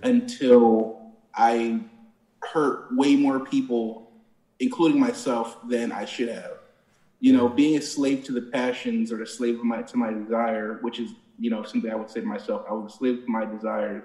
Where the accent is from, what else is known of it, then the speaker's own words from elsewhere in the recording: Plainfield, New Jersey, United States; I'm from a, a, a little town called Plainfield